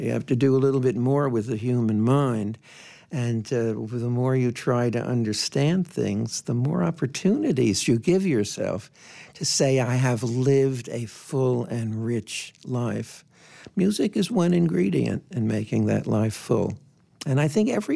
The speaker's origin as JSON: {"language": "English", "region": "New Jersey", "country": "United States", "tie": "born or raised there", "said": "Public schools, where I grew up in New Jersey, we had music constantly"}